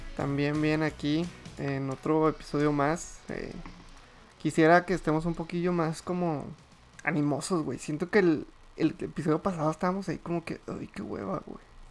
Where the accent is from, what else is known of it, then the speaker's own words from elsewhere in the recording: Torreón, Coahuila, Mexico; moved away as an adult; trabajo fuera de mi ciudad natal país natal